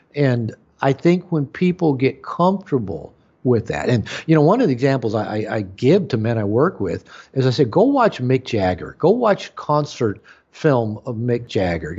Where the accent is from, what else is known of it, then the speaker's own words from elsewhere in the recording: United States; as an American, as a white American male, you know, growing up in that culture